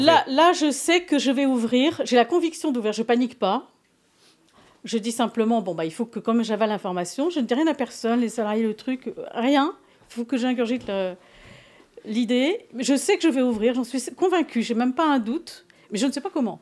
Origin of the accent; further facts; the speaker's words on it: Paris, Île-de-France, France; also born or lived in Gujan-Mestras; je suis parisienne